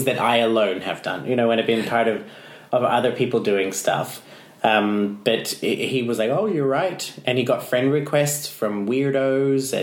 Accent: Brisbane, Queensland, Australia; now in Iceland; my hometown of Brisbane

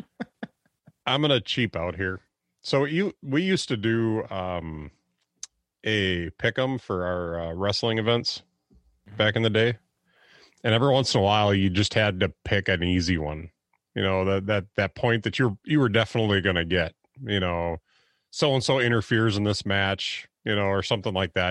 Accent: Wisconsin, United States; I'm from Wisconsin.

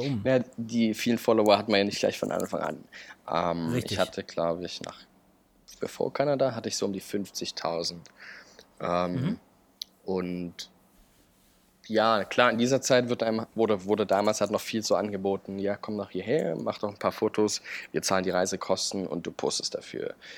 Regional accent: Chemnitz, Saxony, Germany; moved away; also born or lived in Berlin; ich bin in Chemnitz aufgewachsen

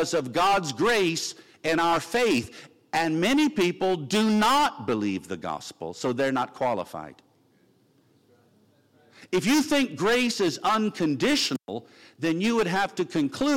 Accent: Virginia Beach, Virginia, United States; I'm from Virginia Beach

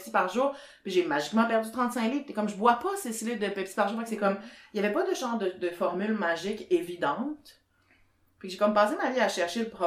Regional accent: Sherbrooke, Quebec, Canada; moved away as an adult; now in Montreal, Canada; je viens de Sherbrooke

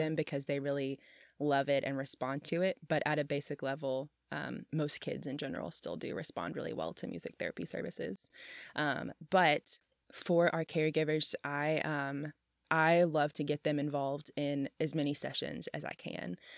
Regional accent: Memphis, Tennessee, United States; I'm from Memphis and so my siblings and I have all had our fair share of hospital visits or stays at La Bonner

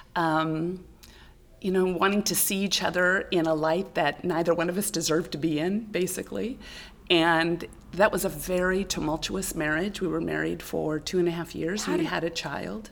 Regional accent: Clovis, California, United States; also born or lived in Burlingame, California / Sanger, California / Tennessee; I was born in Burlingame, California, but my mother hated the Bay Area. That's where oh, my father okay. was from. So we moved to uh, the central San Joaquin Valley, and I actually grew up in Clovis, California

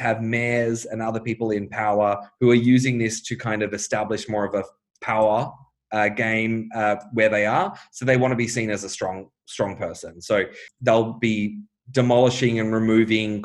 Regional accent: Australia; now in Bulgaria; to be in Australia as an English-speaking Australian

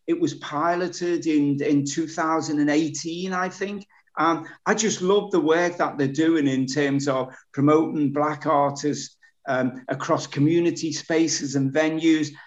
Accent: Birkenhead, North West England, United Kingdom; my fellow Birkenheader

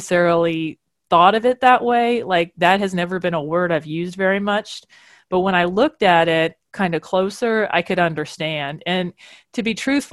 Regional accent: Kentucky, United States; moved away; also born or lived in Louisville; I'm from Kentucky

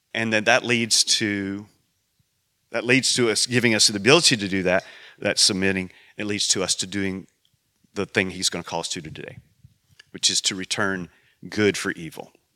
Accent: United States; I'm an American

